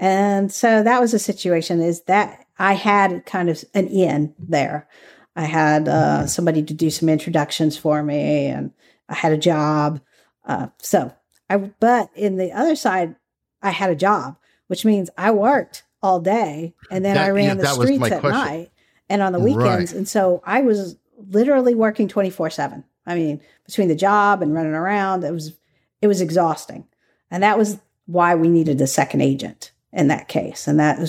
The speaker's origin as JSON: {"language": "English", "region": "the South", "country": "United States", "tie": "born or raised there", "said": "I grew up in the South."}